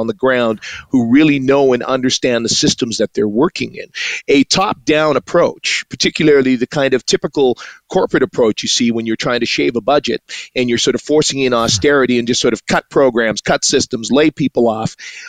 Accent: Edmonton, Alberta, Canada; Born and raised in Edmonton. My father came up from Trinidad in 1967. My mom's family came over from the Netherlands in 48. So they met at a little church here in Edmonton. This is where I was born and raised. Grew up sort of in the Christian

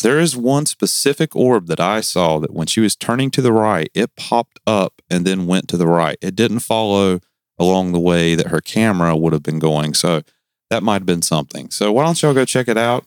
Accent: the South, United States; Don't make fun of my accent. I'm from the South. I can't help it.

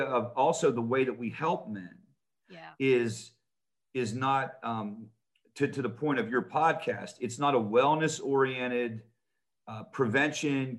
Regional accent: Pittsburgh, Pennsylvania, United States; I grew up in Pittsburgh, Pennsylvania.

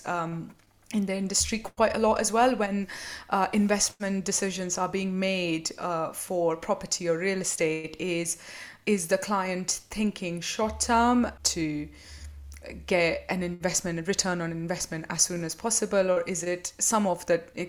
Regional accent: Mumbai, Maharashtra, India; now in United Kingdom; That's how I grew up in Mumbai in India, and that's how I remember my childhood to be

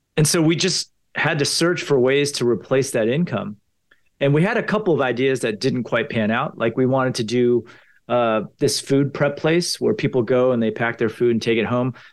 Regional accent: Potomac, Maryland, United States; I grew up in Potomac, Maryland

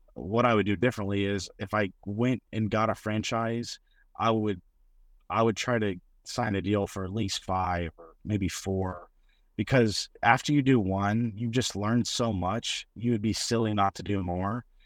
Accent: Mustang, Oklahoma, United States; I grew up in Mustang, Oklahoma, just a suburb of Oklahoma City.

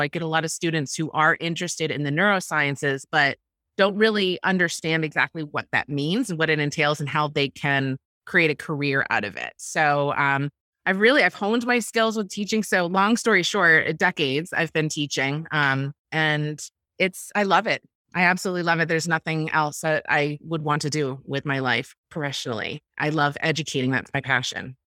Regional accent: Ithaca, New York, United States; I grew up in Ithaca, New York, which is in upstate New York

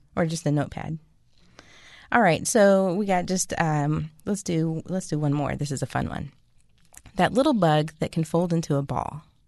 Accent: West Coast, United States; I'm from the West Coast

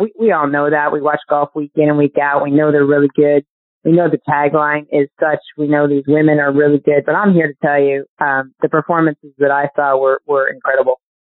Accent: Syracuse, New York, United States; I grew up in Syracuse, New York

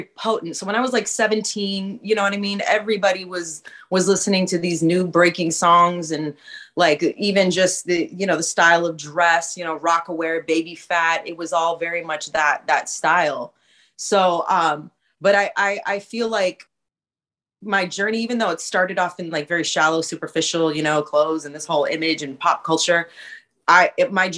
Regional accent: West Coast, United States; I'm from the West Coast

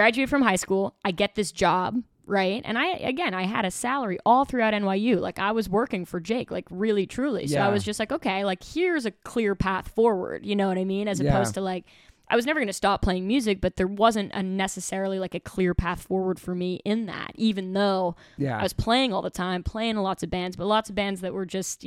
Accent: New York City, New York, United States; I'm from Manhattan

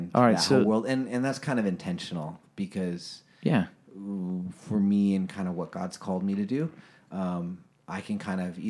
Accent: United States; now in China; as an American who lives there

